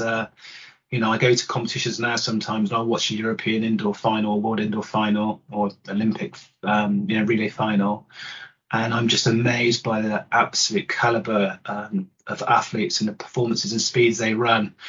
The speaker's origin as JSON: {"language": "English", "town": "Bath", "region": "South West England", "country": "United Kingdom", "tie": "born or raised there", "said": "I grew up in Bath"}